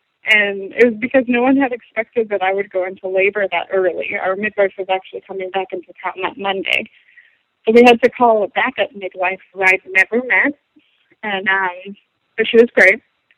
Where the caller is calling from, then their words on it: Atlanta, Georgia, United States; I'm from Atlanta, Georgia